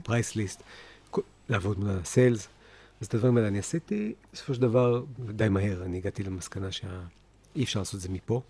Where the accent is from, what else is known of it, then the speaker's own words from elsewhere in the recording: Haifa, Haifa District, Israel; also born or lived in New Jersey, United States; גדלתי בחיפה, שנתיים בארצות הברית, רילוקיישן